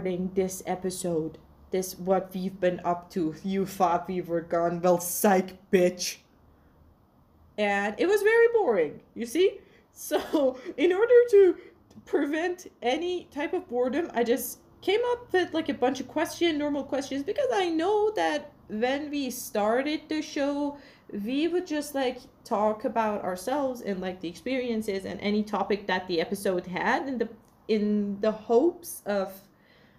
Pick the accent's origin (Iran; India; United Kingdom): Iran; Tabriz, East Azerbaijan; also born or lived in Pécs, Hungary; now in Tehran, Iran; I'm from Tabriz, Iran.